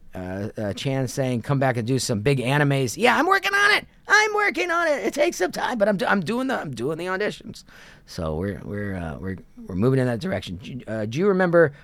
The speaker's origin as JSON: {"language": "English", "town": "Kent", "region": "Ohio", "country": "United States", "tie": "born or raised there", "also_born_or_lived": "New York City / Los Angeles", "moved": "as an adult", "said": "I grew up in Kent, Ohio"}